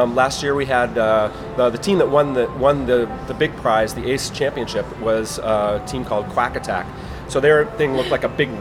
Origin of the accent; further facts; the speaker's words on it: East Coast, United States; when I moved back to the East Coast, I'm from the East Coast